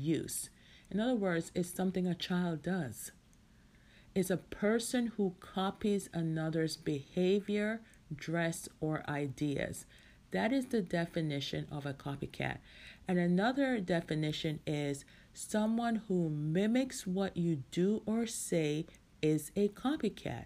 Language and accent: English; Jamaica; who's in Jamaica, my hometown